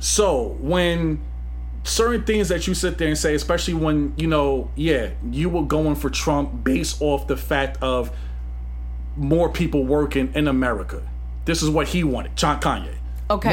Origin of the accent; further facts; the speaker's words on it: New York City, New York, United States; also born or lived in Gun Hill, Bronx; I'm from Queens, Flushing.